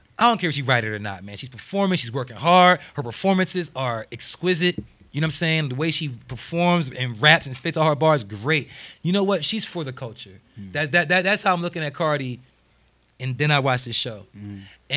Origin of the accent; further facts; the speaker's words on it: New Jersey, United States; I'm from New Jersey